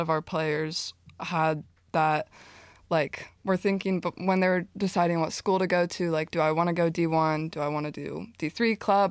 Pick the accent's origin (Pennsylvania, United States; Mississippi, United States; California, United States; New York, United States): California, United States; Southern; moved away; I grew up in Southern California